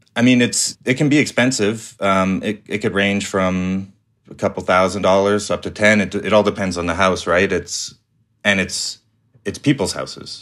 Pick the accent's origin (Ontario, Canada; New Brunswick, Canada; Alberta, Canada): Alberta, Canada; Calgary; I grew up in Calgary